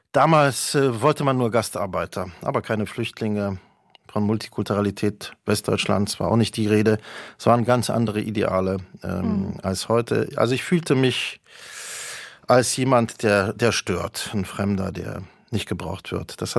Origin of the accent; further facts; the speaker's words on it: Berlin, Germany; Das war die Lebenswirklichkeit, in der ich aufwuchs, in West-Berlin.